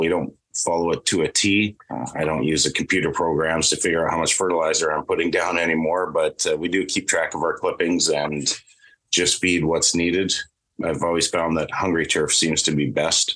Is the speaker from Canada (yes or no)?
yes; just south of Calgary, Alberta, Canada; moved away as an adult; also born or lived in Osoyoos, British Columbia / Terrace, British Columbia; now in Thornhill, Canada; I was in Alberta, grew up in Alberta, just south of Calgary, and worked at the Turner Valley course for 5 years